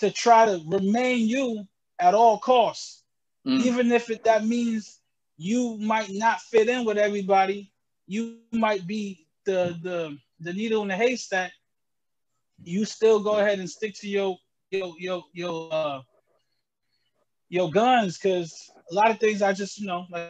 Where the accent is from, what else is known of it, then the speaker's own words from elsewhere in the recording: Albany, New York, United States; also born or lived in Jamaica / Poughkeepsie, New York; when we moved to Albany, I was about 10 years old